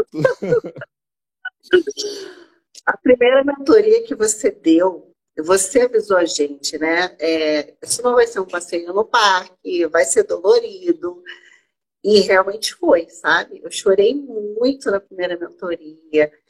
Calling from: Rio de Janeiro, Brazil; falo do Rio de Janeiro

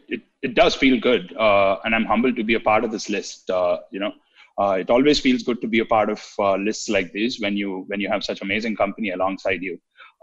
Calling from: Bangalore, Karnataka, India; I'm dialing in from Bangalore.

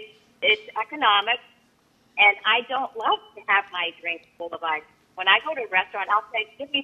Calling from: South Dartmouth, Massachusetts, United States; Hi, I'm from South Dartmouth.

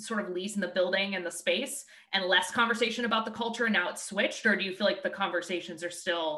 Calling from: Boston, Massachusetts, United States; I'm calling in from Boston. We're in the Boston area.

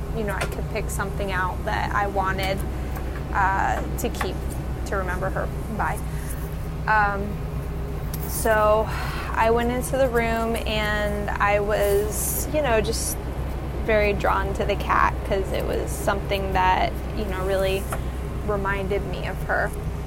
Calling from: Dania Beach, Florida, United States; I'm calling from Dania Beach, Florida.

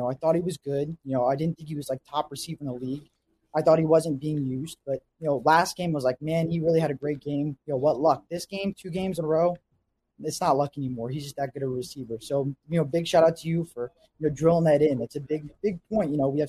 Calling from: southern New Jersey, United States; Calling from the East Coast in southern New Jersey.

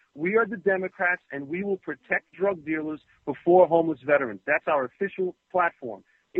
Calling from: New Jersey, United States; Hi, Michael. … I'm from New Jersey.

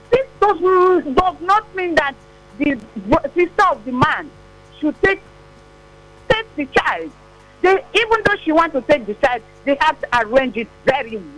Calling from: Satellite Town, Lagos, Nigeria; Like from satellite town.

